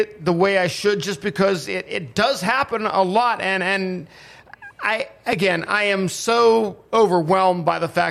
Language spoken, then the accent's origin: English; Pittsburgh, Pennsylvania, United States; having grown up in the Pittsburgh area